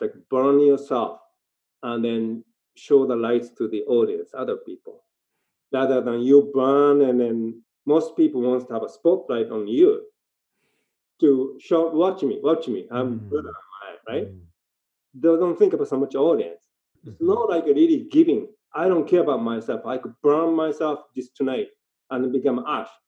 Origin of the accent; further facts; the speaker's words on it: Japan; English is a second language; moved away as an adult; also born or lived in Tokyo / Vancouver; now in Nelson, Canada; now I live in Canada longer than when I grew up in Japan.